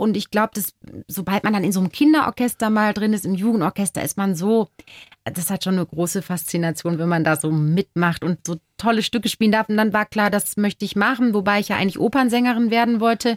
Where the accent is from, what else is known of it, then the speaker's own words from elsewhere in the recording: Duisburg, North Rhine-Westphalia, Germany; moved away as an adult; now in Bavaria, Germany; wo kommst denn du her? Dann sage ich aus Duisburg